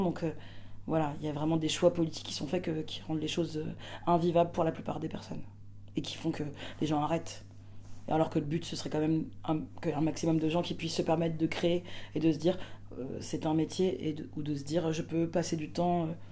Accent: Martinique; je suis martiniquaise

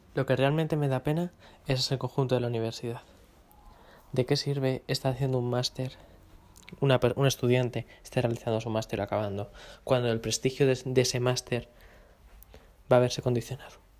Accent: Madrid, Community of Madrid, Spain; yo como madrileño

